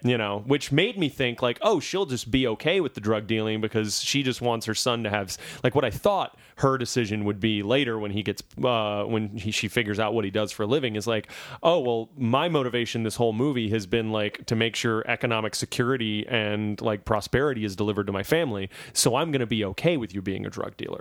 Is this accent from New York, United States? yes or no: no; Louisiana, United States; my home state of Louisiana